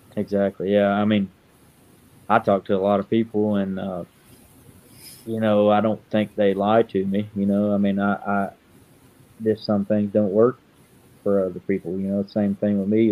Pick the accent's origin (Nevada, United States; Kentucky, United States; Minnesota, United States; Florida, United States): Kentucky, United States; moved away as an adult; now in Benton, Illinois, United States; I'm from Kentucky. Um, 29 years old. Uh, moved to Benton, Illinois when I got married.